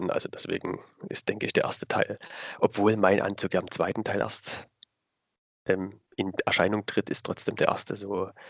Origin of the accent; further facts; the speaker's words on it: Dresden, Saxony, Germany; accent: Saxon; also ich komme aus Dresden, aus dem schönen mhm. Sachsen. Mhm. Hört ah, man ah, vielleicht auch ein bisschen in der Stimme, in der Sprache. Ähm, genau, ich bin jetzt 34 Jahre jung